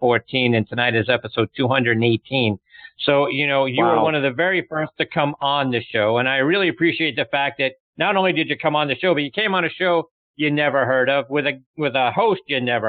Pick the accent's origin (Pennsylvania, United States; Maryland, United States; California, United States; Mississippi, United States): Pennsylvania, United States; Pittsburgh; my hometown of Pittsburgh, Pennsylvania